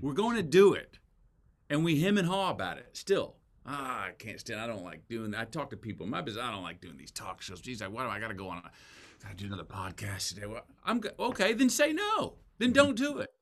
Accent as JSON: {"language": "English", "region": "Texas", "country": "United States", "said": "as a Texan"}